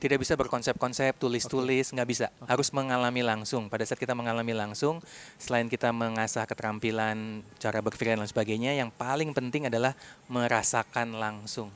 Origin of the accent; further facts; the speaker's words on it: Bandung, West Java, Indonesia; saya dari Bandung.